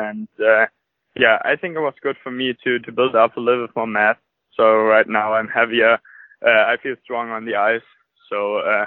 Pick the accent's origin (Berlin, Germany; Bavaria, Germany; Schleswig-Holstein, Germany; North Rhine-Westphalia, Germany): North Rhine-Westphalia, Germany; Tönisvorst; English is a second language; I grew up in Tönes Forst. It's a small town near Krefeld and Düsseldorf